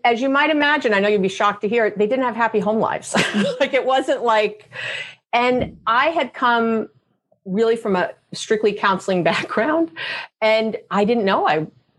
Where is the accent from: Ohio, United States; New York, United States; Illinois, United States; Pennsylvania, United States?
New York, United States; I'm a Jew from New York. We go to school for a long time.